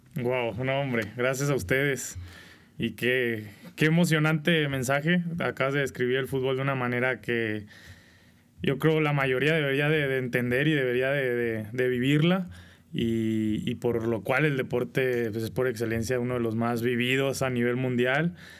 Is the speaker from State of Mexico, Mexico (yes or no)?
no; Culiacán, Sinaloa, Mexico; moved away; a los 14 años, vivía en Culiacán. Soy originario de Culiacán, Sinaloa.